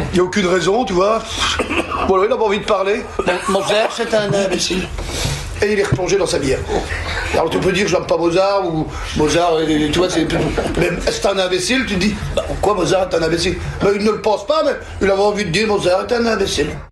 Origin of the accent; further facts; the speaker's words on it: Belgium; chez nous en Belgique